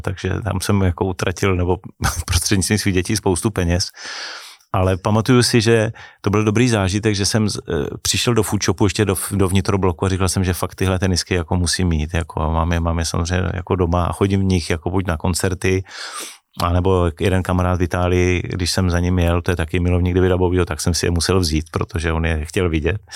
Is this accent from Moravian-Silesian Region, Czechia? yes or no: yes; near Ostrava, Moravian-Silesian Region, Czechia; jsem nejsem z Prahy, nejsem ten cajzel, co přijel jako z Prahy, je tam o něčem poučovat, ale byl jsem kluk, který vlastně vyrostl eh, nedaleko Stravy